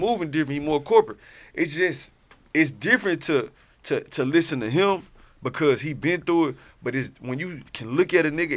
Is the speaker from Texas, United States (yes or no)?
yes; Houston, Texas, United States; I come from Herm Clark